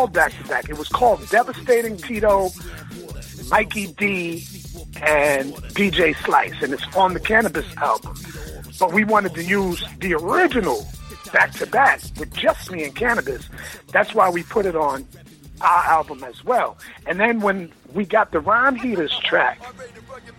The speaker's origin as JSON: {"language": "English", "town": "New York City", "region": "New York", "country": "United States", "said": "we're from Queens"}